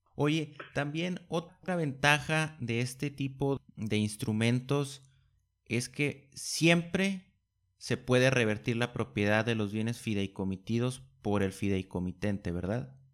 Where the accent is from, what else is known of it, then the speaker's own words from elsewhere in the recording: Mexico; nos esperan como mexicanos